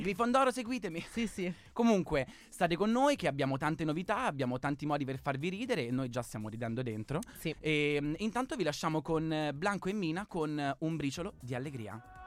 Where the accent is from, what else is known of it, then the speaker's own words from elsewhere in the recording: Marche, Italy; io sono una marchigiana